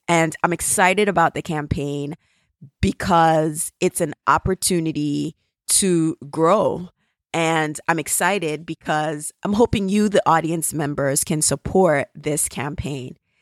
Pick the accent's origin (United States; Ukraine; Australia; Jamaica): Jamaica; accent: Jamaican; my Jamaican accent